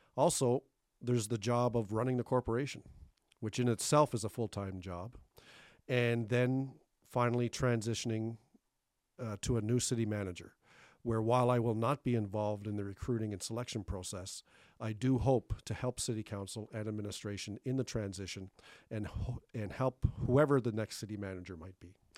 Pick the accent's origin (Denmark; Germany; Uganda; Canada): Canada; Thunder Bay, Ontario; also born or lived in Cape Breton, Nova Scotia; We came here when I was a young teenager in 1981 from Cape Breton. And uh, I, I grew up in Thunder Bay